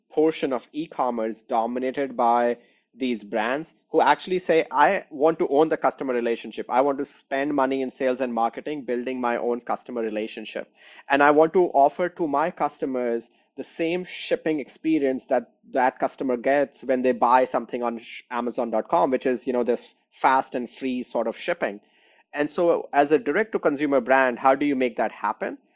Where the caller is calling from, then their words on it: Chicago, Illinois, United States; And I'm calling in from Chicago.